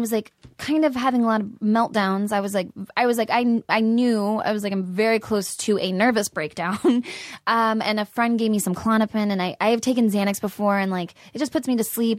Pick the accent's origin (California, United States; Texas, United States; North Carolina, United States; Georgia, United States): Texas, United States; San Antonio; born there; I was born in San Antonio, and I moved around a lot.